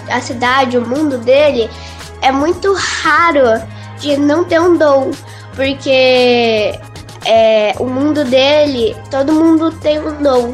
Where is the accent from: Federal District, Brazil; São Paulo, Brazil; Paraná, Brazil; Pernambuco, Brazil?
São Paulo, Brazil; tenho 9 anos e eu sou da cidade de São Paulo